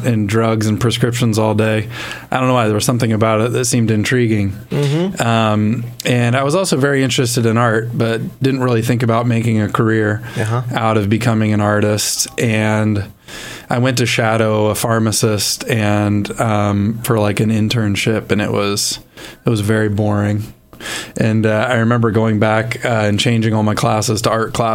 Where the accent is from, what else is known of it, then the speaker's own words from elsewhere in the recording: East Coast, United States; moved away as an adult; now in Midwest, United States; I'm from the East Coast originally. I'm not a Midwesterner, but have enjoyed the Midwest for the last, 13 years or so that I've lived here.